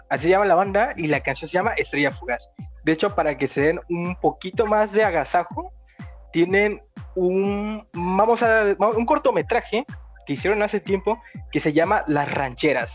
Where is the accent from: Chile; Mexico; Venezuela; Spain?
Mexico; Yo soy de México